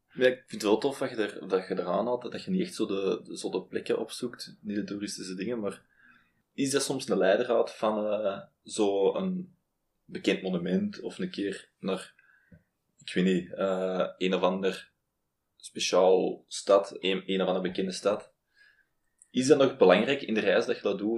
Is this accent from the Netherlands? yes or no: no; Belgium; ik ben een Belg